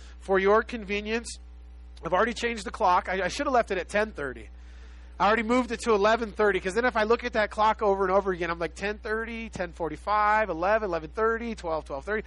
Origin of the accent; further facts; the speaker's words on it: Los Angeles, California, United States; I was born and raised in South Central Los Angeles, just a little south of South Central Los Angeles